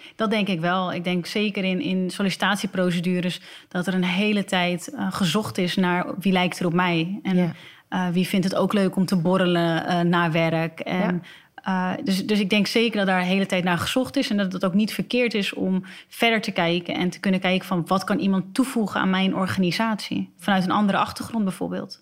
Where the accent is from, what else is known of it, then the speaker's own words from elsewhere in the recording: Alkmaar, North Holland, Netherlands; ze niet meer vragen waar ik vandaan kom, want ze weten dat ik uit Alkmaar kom.